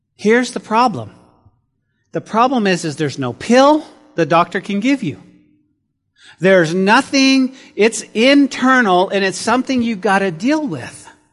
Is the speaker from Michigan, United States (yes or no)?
no; New Mexico, United States; growing up in New Mexico, we did have four seasons